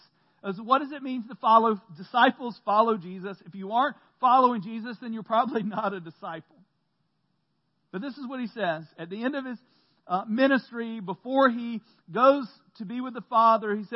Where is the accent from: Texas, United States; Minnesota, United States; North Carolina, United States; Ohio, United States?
North Carolina, United States; Central; I grew up in Central North Carolina, going to church every Sunday